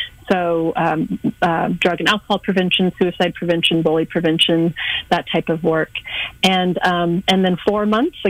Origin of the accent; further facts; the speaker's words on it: Kansas City, Missouri, United States; moved away as an adult; also born or lived in Northwest Indiana / Winona, Minnesota / Louisiana / Europe; I'm from the Kansas City area originally